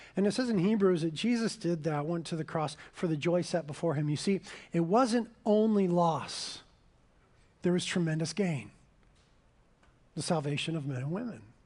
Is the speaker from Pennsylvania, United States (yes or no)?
no; Carpinteria, California, United States; I was born and raised in Carpinteria